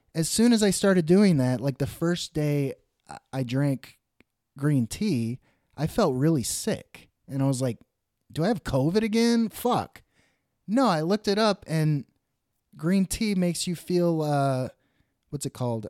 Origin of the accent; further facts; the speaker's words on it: Dallas, Texas, United States; moved away; also born or lived in Oklahoma / Los Angeles; the Dallas area where I grew up